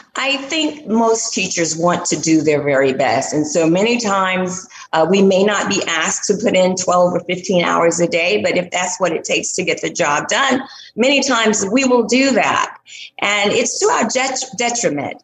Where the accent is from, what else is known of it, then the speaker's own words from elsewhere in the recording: Statesville, North Carolina, United States; moved away; I will be back in my hometown, Statesville, North Carolina